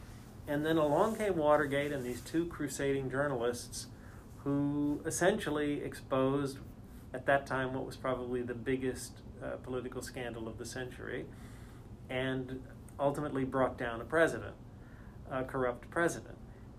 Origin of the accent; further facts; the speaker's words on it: Canada; also born or lived in United States; I am Canadian born, but I've lived in the States most of my life, but kind of grew up all over the place, grew up partly in Canada, partly in the United States.